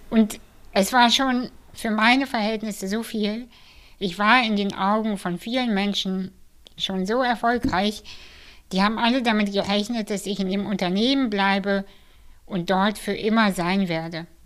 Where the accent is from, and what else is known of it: Kazakhstan; born there